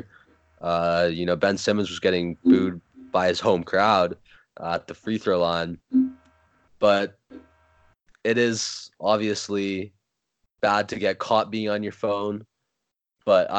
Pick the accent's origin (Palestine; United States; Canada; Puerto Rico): Canada; Toronto, Ontario; I'm from Toronto